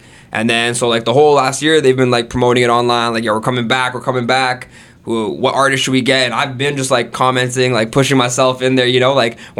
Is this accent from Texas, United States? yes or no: no; Florida, United States; born there; And earlier, like I was saying, I was born in Florida, right? So I have an American citizenship.